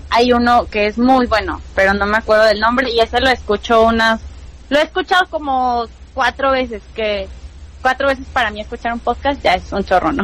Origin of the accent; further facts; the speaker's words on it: Hidalgo, Mexico; also born or lived in Mexico City; vivo en en Hidalgo ahorita, soy de Hidalgo, vivía en la Ciudad de México